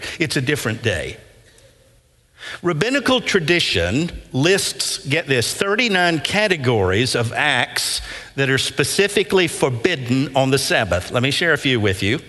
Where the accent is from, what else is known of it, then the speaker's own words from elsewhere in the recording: Nashville, Tennessee, United States; I grew up in West End, in the West End area, off of Whitland Avenue, Blakemore United Methodist Church there